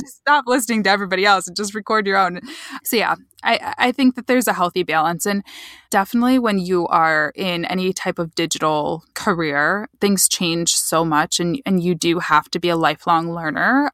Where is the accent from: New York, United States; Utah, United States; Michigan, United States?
Michigan, United States; I'm from Michigan, so I'm from about two hours west of Detroit, smaller town